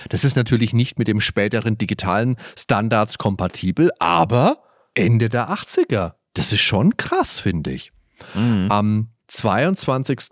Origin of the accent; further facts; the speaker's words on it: Würzburg, Bavaria, Germany; bei uns im Würzburger Theo Kranz